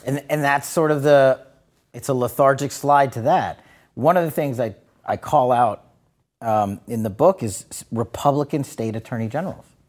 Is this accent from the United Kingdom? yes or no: no; New York, United States; moved away; I'm from New York originally